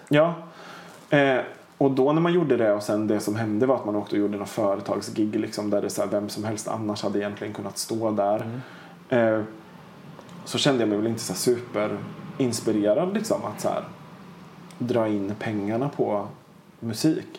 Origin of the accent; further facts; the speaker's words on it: Linköping, Östergötland, Sweden; moved away; also born or lived in Piteå / Tjörn / Gothenburg / Kungälv; jag är född och uppvuxen i Linköping